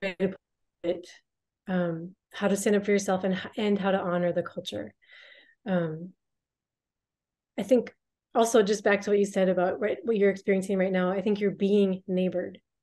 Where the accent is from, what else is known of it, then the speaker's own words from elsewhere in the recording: United States; I'm an American.